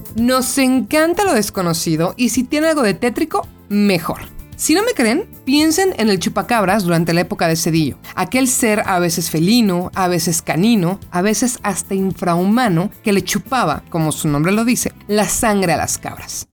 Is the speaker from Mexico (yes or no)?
yes; Mexico; como mexicano